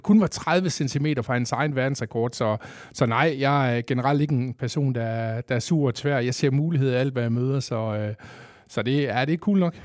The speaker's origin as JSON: {"language": "Danish", "town": "Kolding", "region": "Southern Denmark", "country": "Denmark", "said": "Jeg er 47 år fra Kolding"}